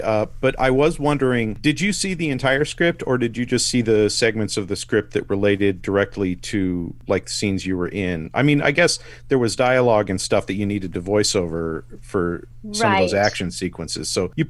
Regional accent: Tacoma, Washington, United States; now in Spokane, United States; I grew up in Tacoma. I grew up in Tacoma, though, so I know all about the smell.

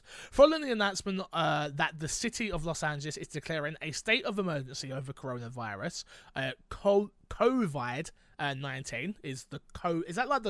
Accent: London, United Kingdom; Again, I'm from London. I'm from quite a Grammy area. You hear the sirens go on all the time.

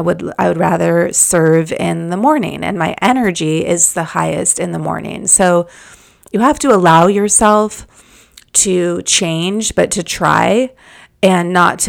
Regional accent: Malibu, California, United States; I live in the neighborhood that I grew up in Malibu, and there's just beautiful trees surrounding the streets

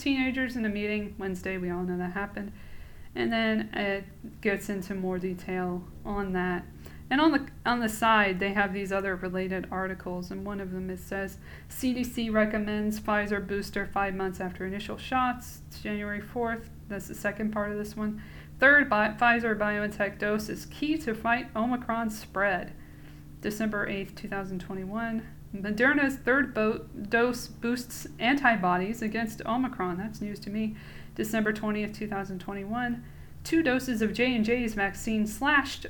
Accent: Atlanta, Georgia, United States; I'm from Atlanta

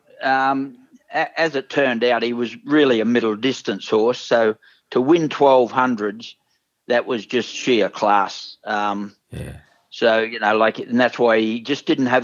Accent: Cairns, Queensland, Australia; my hometown, actually, from Cairns

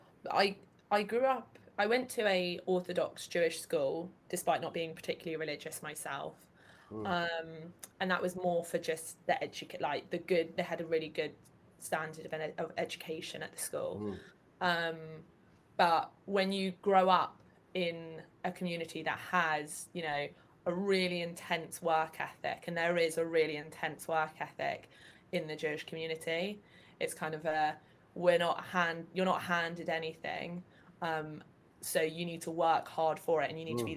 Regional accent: London, United Kingdom; accent: southeast; also born or lived in Japan; I am a London born and bred. Grew up in Northwest London

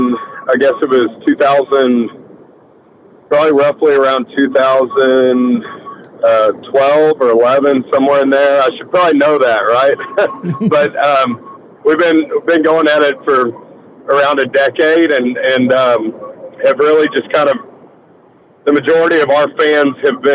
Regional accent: Texas, United States; the majority of us are from Texas originally

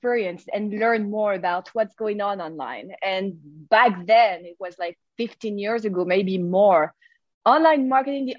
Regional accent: French Riviera, Provence-Alpes-Côte d'Azur, France; English is a second language; moved away as an adult; also born or lived in Paris, France; now in United States; I grew up in France, in Southern French Riviera

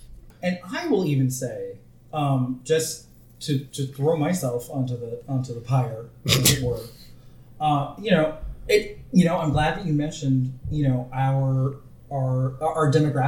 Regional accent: Bay Area, California, United States; When I was growing up in the Bay Area in California

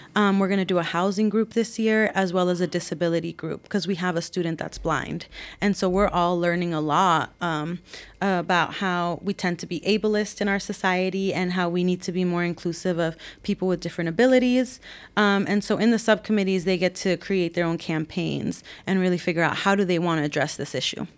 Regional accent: San Rafael, California, United States; growing up in San Rafael, you know, being from a working class background

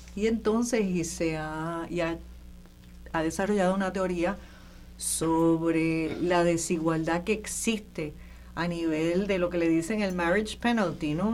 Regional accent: Puerto Rico; los puertorriqueños y las puertorriqueñas que vivimos aquí

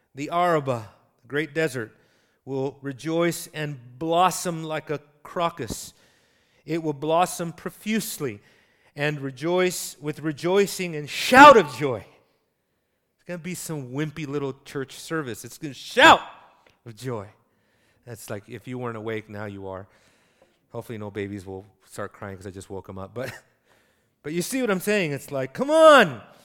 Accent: United States; as an American

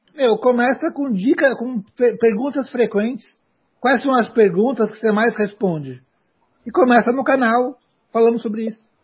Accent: Brazil; o país que eu moro. Né? Então, aonde eu nasci

